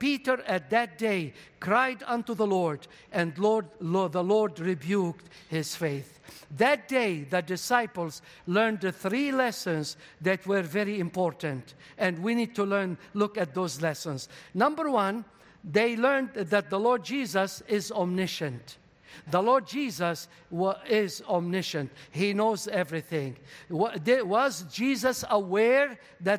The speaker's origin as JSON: {"language": "English", "town": "Beirut", "region": "Beirut Governorate", "country": "Lebanon", "tie": "born or raised there", "second_language": "English", "moved": "yes", "said": "I was born in Lebanon"}